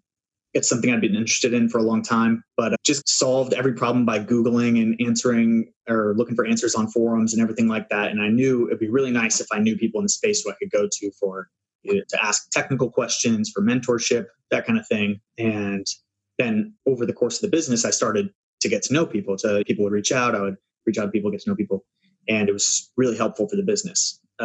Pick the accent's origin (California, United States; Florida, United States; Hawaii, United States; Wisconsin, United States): California, United States; Los Angeles; And I'm from Los Angeles.